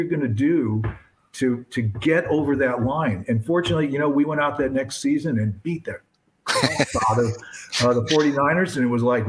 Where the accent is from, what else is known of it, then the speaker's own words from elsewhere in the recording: Barrington, Illinois, United States; also born or lived in Lincoln Park, Chicago; now in Chicago, United States; I grew up in Barrington.